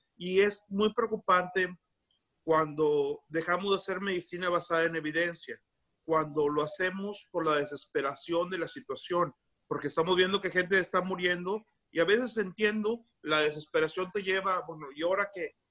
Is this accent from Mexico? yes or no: yes; Tampico, Tamaulipas, Mexico; now in United States; Yo soy de Tampico